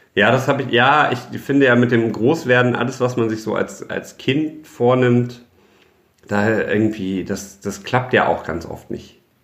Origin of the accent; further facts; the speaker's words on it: Düsseldorf, North Rhine-Westphalia, Germany; ich bin halt in Düsseldorf geboren, ich bin jetzt zur Schule gegangen, ich habe mein Abitur hier gemacht, ich habe hier studiert und jetzt arbeite ich hier.